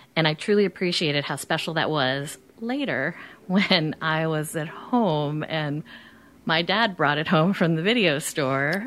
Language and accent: English; New Jersey, United States; I'm from New Jersey